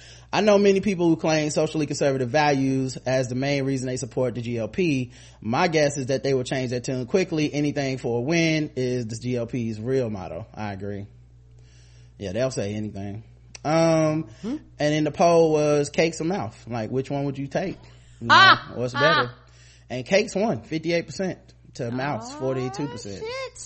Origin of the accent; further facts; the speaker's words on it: Cleveland, Ohio, United States; I was born and raised in Cleveland, and the fact that they decided to do the RNC here pissed me and the whole city off.